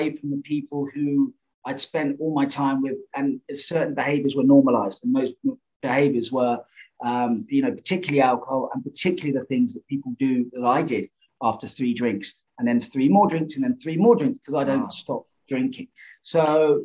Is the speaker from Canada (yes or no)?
no; Jersey; also born or lived in Cape Town, South Africa; now in London, United Kingdom; I grew up on a little island called Jersey in the Channel Islands where you can see the coast of France, but it's British, English, United Kingdom.